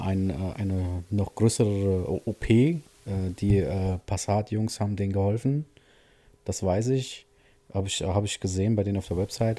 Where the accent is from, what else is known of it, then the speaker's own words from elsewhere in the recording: Siegen, North Rhine-Westphalia, Germany; bei uns in Siegen ja die, die sogenannte HTS, das ist so eine Stadtautobahn